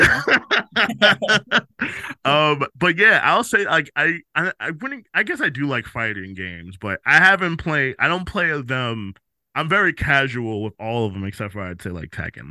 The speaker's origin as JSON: {"language": "English", "town": "New York City", "region": "New York", "country": "United States", "tie": "born or raised there", "said": "I was born in the Bronx and I'm from the Bronx"}